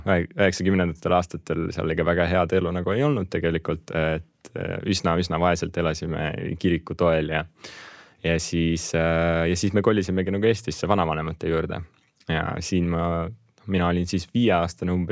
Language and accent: Estonian; Russia; born there; mina, minu väike vend, me ainsatena äh, meie suguvõsas ja perekonnas sündisime Venemaal ja kõik ülejäänud on eestlased ja tegelikult kodakondsuselt ma olen ka nagu eestlane.